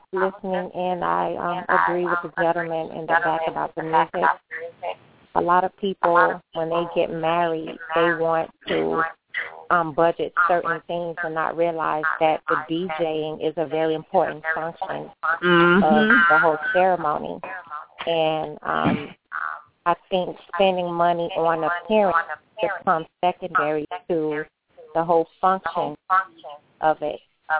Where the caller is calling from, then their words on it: Miami, Florida, United States; Miami, Florida.